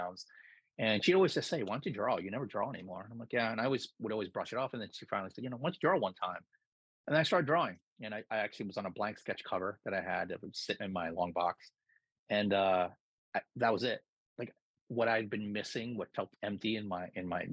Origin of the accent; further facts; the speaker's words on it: New York, United States; also born or lived in Philippines; I grew up in New York.